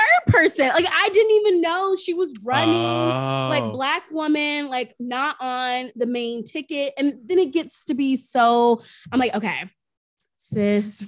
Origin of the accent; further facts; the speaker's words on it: the South, United States; I grew up in the South